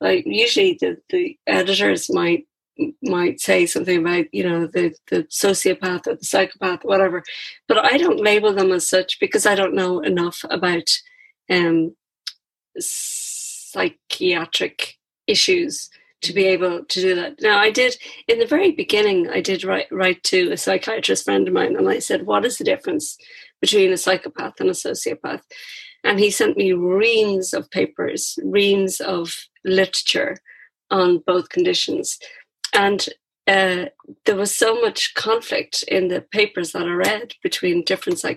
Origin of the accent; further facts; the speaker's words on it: Ireland; as Irish people, generally, prior to whenever it was, 1988 when contraception was legalized, we all came from big families